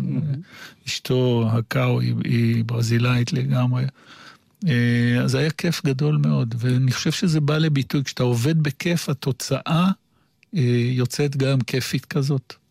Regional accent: Jerusalem, Jerusalem District, Israel; אני ירושלמי במקור, אה, ילד טוב, ירושלים

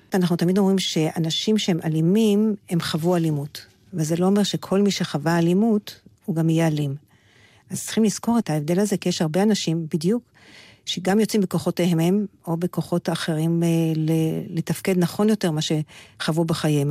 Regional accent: Petah Tikva, Central District, Israel; now in Beit El; אני באה מפתח תקווה

